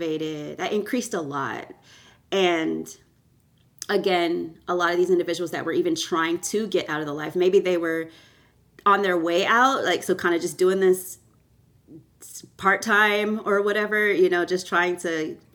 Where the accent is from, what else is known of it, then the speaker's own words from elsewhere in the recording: Canada; born there; I was born in Canada and to Jamaican parents